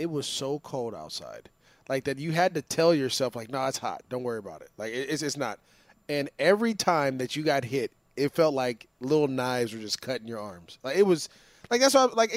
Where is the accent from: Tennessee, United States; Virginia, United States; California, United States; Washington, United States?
California, United States; I'm from California